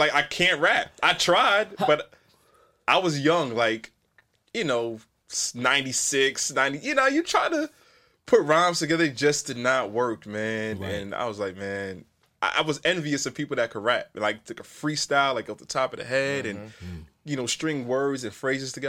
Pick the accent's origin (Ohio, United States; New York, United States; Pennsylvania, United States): New York, United States; New York City; growing up in New York